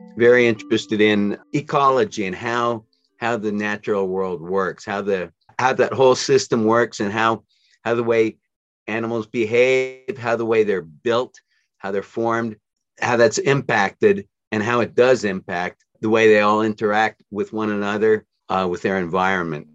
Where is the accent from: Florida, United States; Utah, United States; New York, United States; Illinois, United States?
Utah, United States; near Salt Lake City; I grew up near Salt Lake City in, in the mountains outside of Salt Lake City.